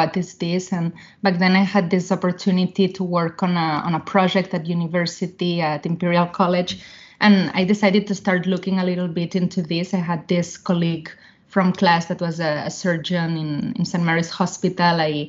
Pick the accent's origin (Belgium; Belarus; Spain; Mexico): Spain; Barcelona, Catalonia; moved away as an adult; also born or lived in London, United Kingdom / Boston, United States; now in Palo Alto, United States; I'm from Barcelona, from Spain.